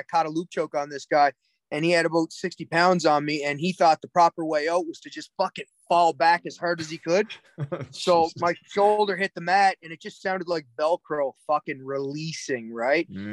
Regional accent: Cape Breton, Nova Scotia, Canada; also born or lived in Alberta; Cape Breton admits we're from Nova Scotia. We're from Cape Breton

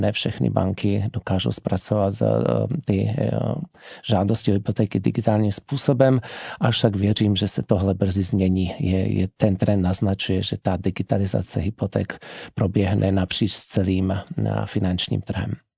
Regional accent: Slovakia; first language Slovak; Czech is a second language; Já jsem vlastně Čechoslovák, protože můj tatínek je Čech a maminka je Slovenka. Narodil jsem se v Československu, mám obě občanství, ale slovenština je můj první jazyk, čeština druhý

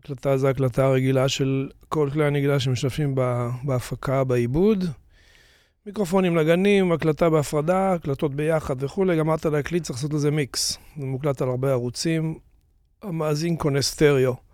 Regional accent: Tiberias, Northern District, Israel; moved away as an adult; also born or lived in New York, United States; זה היה בטבריה, אני נולדתי מטבריה

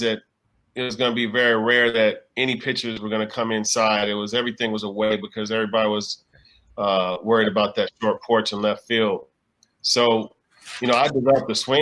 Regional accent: Inglewood, California, United States; also born or lived in Burbank; I was just born in Burbank, but I grew up in Inglewood.

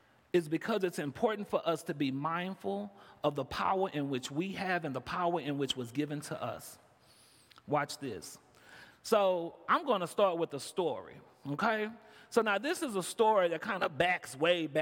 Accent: Houston, Texas, United States; moved away as an adult; now in Chicago, United States; I came in from Chicago. I'm originally from Houston, Texas

